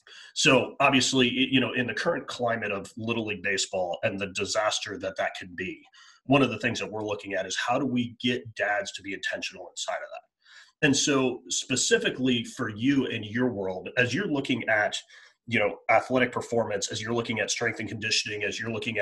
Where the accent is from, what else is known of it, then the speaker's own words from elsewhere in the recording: Northeast, United States; I'm from the Northeast or Mid-Atlantic, you know, we all played three sports.